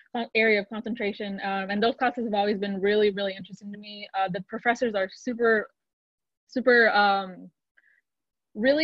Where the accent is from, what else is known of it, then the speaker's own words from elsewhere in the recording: Kansas City, Kansas, United States; I'm from Kansas City, Kansas